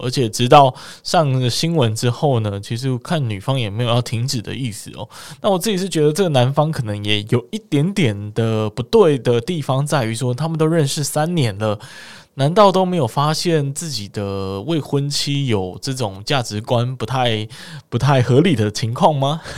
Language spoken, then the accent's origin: Chinese; Kaohsiung, Taiwan; 身为高雄人的我